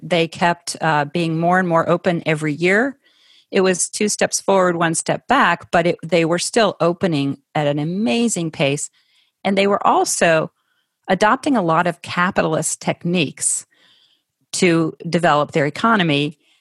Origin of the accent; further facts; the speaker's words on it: Ohio, United States; I grew up in Ohio.